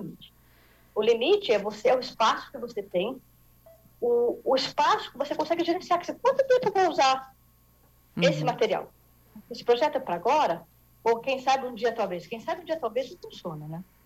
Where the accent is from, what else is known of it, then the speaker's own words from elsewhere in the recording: São Paulo, Brazil; eu sou aqui de São Paulo